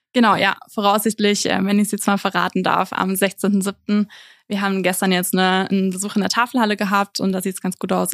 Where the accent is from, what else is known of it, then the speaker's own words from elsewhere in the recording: Nuremberg, Bavaria, Germany; moved away as an adult; now in Innsbruck, Austria; ursprünglich, ich komme aus Nürnberg